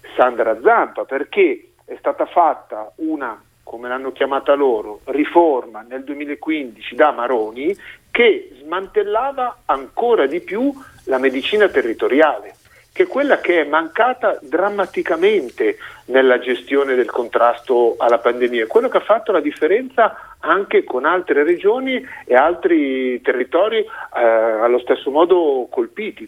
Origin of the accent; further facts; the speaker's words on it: Lombardy, Italy; io lo dico da Lombardo